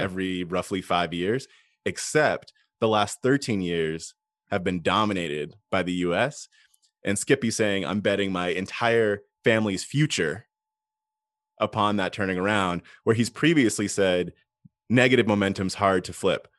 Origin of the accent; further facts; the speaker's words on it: United States; as an American